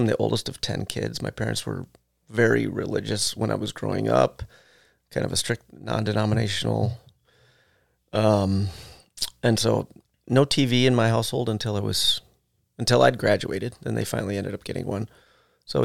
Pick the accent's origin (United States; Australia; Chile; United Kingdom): United States; Wisconsin; I started school in Wisconsin, Gay Electric Tremplo School District.